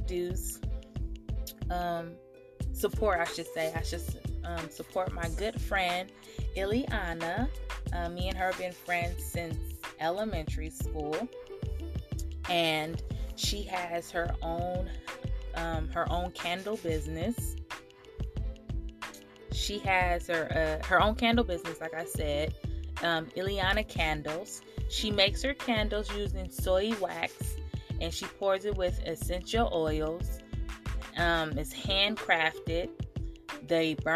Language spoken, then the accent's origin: English; Oakland, California, United States; a little girl born and raised in Oakland, California